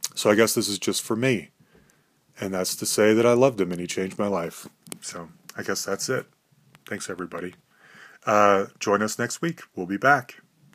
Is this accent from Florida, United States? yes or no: no; Salt Lake City, Utah, United States; we grew up in Salt Lake City, Utah